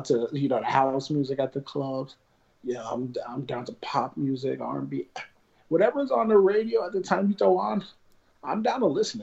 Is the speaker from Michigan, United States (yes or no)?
no; Avenel, New Jersey, United States; my childhood house that I grew up in Avenel, New Jersey, and I'm still here.